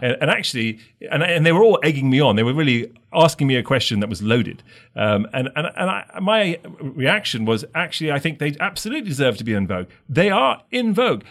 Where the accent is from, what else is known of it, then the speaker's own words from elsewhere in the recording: England, United Kingdom; accent: English; moved away as an adult; also born or lived in London; now in United States; I grew up in England. I grew up with the royal family.